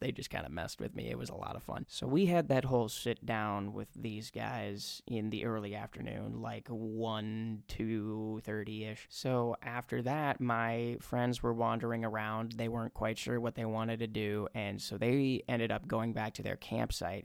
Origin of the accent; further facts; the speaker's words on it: Minnesota, United States; I was from Minnesota